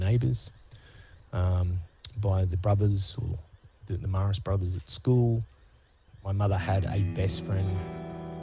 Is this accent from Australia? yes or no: yes; Sydney, New South Wales, Australia; also born or lived in Manly, Sydney / Gold Coast; but then moved out to the Housing Commission, the western suburbs of Sydney.